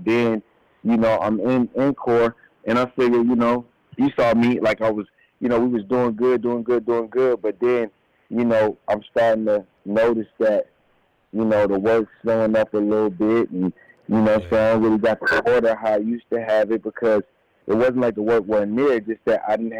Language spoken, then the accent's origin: English; Yonkers, New York, United States; I used to live in Slowbomb. I'm from Yonkers, New York, man.